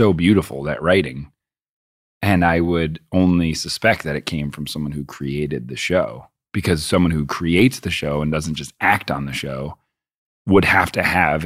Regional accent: Boston, Massachusetts, United States; I grew up in Boston

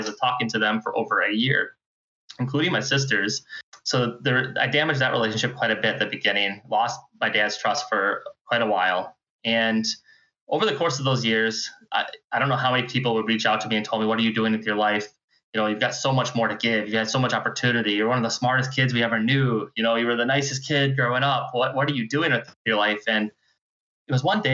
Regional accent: Houghton, Michigan, United States; also born or lived in Wisconsin; I moved back to my hometown in Houghton

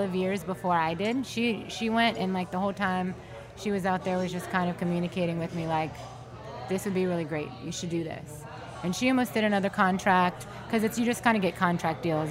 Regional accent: New Orleans, Louisiana, United States; I'm from New Orleans

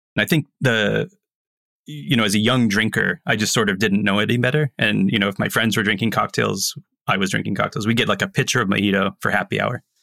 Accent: Tampa, Florida, United States; moved away; also born or lived in New York City; growing up in Tampa, the old man smoking cigars, drinking rum

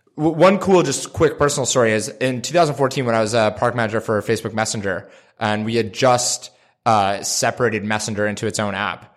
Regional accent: Canada; I'm Canadian

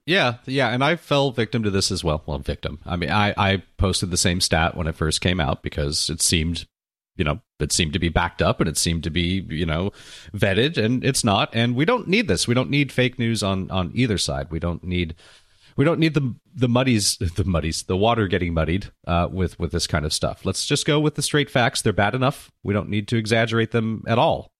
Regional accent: Santa Monica, California, United States; my hometown

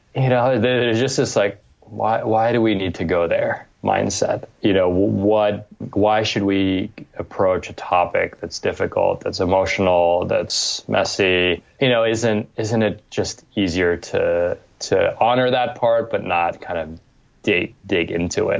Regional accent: New York, United States; I was born in New York in 1979, and my parents had immigrated from Cambodia via France

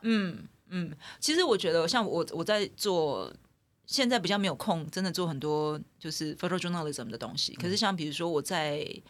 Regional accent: Taiwan; 我自己身为在台湾土生土长的嗯。孩子

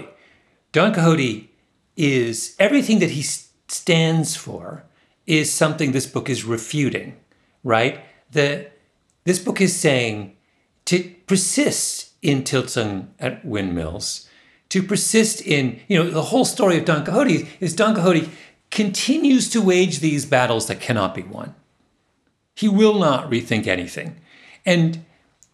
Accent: Waterloo, Ontario, Canada; moved away; Waterloo, my hometown

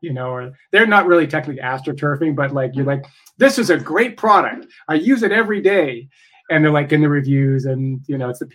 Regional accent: Idaho, United States; I'm from Idaho

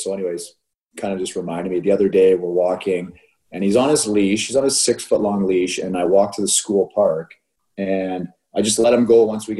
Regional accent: Canada; now in California, United States; I'm still Canadian citizen, right? U.S. resident

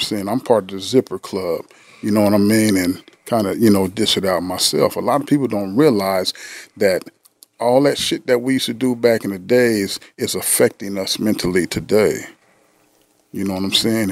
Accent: San Diego, California, United States; I'm from San Diego, California

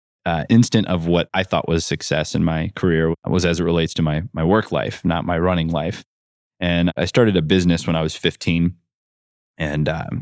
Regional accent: Ohio, United States; I grew up in North Central Ohio in a farm town with about 7,000 people.

